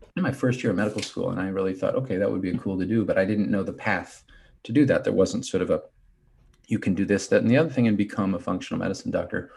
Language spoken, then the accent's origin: English; Kansas City, United States; moved away as an adult; also born or lived in Cleveland, Ohio; I'm from Kansas City